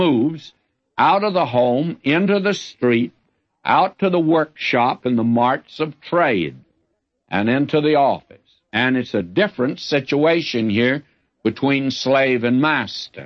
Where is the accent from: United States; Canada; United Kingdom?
United States; the South; I'm a Southerner